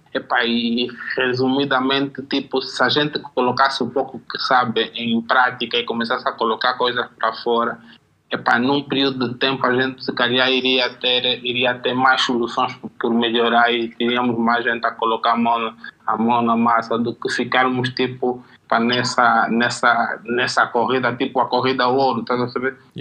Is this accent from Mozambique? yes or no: no; Angola; eu sou do gueto, do bairro, cresci no Jaena